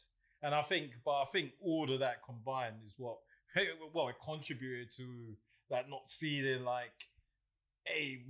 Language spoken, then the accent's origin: English; Ghana; So growing up in Ghana, you're more cautious of things.